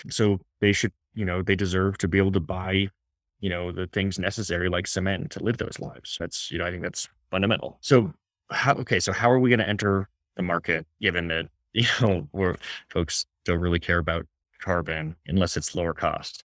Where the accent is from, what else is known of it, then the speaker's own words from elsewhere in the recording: Washington, United States; my home state of Washington